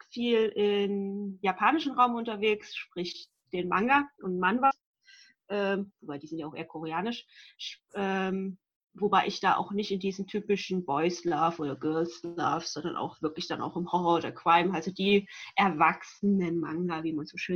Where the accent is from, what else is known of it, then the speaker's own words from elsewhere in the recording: Rhineland, Germany; ich komme aus dem Rheinland.